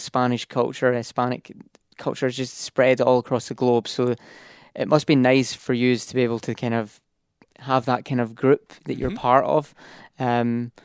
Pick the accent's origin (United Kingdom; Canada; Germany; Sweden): United Kingdom; Scotland; moved away as an adult; I'm a very proud Scotsman